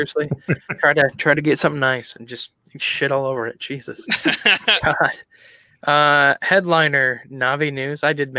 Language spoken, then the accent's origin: English; Iowa, United States; maybe it's just because we're from Iowa